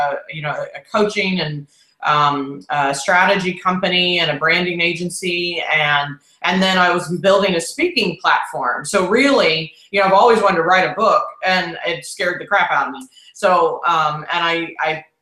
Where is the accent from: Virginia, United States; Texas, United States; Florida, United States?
Texas, United States; Houston; accent: Texas drawl; moved away; I'm here in Houston, and it's just this is where I was born and raised, but I've lived all over